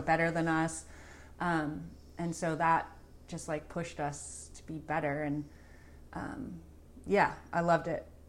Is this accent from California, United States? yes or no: yes; San Anselmo, California, United States; I grew up in San Selma